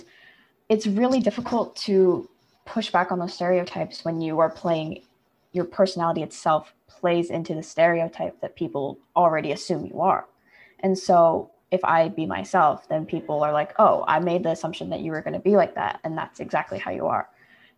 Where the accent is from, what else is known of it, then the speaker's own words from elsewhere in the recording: India; because I'm Indian and I'm Christian, and those are not things that people automatically assume.